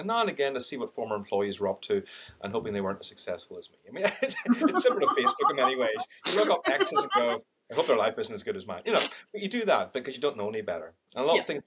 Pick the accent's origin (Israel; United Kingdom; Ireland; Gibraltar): Ireland; accent: Irish; I've got an Irish accent, I'm Indian